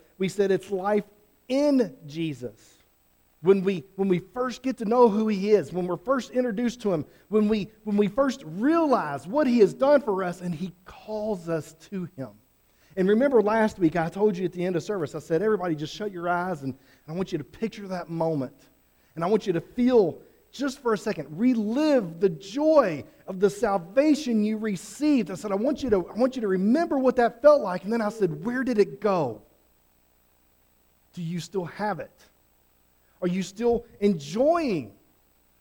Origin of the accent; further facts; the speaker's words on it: Fairdale, Oklahoma, United States; I grew up near Fairdale. I grew up Oklahoma and Fairdale